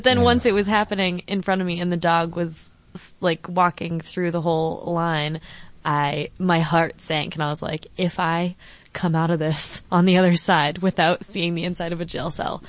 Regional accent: Colorado, United States; now in Boston, United States; I'm from Colorado

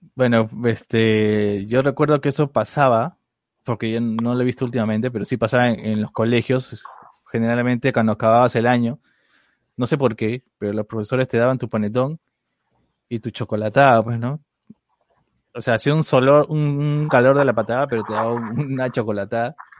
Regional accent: Peru; Deberíamos saber como peruanos

